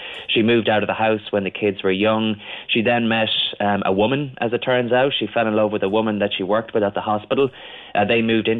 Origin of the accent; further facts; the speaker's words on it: Barna, Connacht, Ireland; It reminded me an awful lot of where I grew up in Barna in County Galway